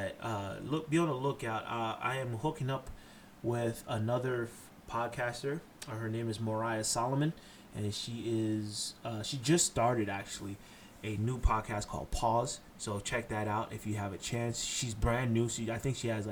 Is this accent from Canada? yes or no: no; Haiti; I'm Haitian. I'm from Haiti